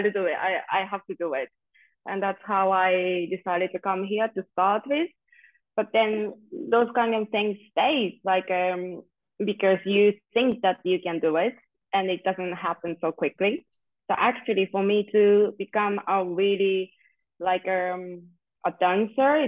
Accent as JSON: {"language": "English", "country": "Japan", "moved": "as an adult", "lives_now": "Spain", "said": "And yes, also I'm from Japan, originally from Japan."}